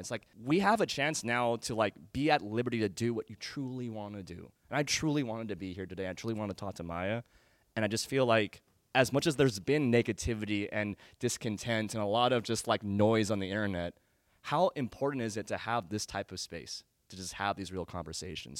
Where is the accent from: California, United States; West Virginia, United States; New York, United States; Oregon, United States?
California, United States; Danville; growing up in Danville, California